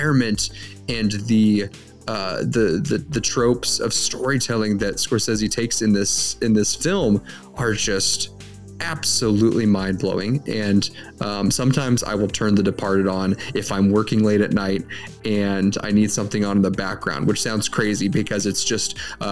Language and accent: English; Midwest, United States; I'm a Midwesterner